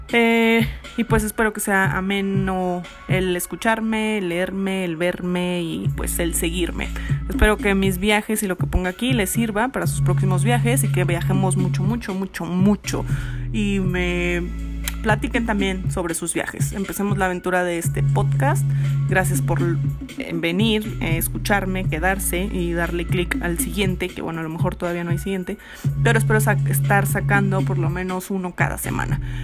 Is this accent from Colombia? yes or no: no; Mexico; moved away as an adult; also born or lived in Barcelona; yo soy de México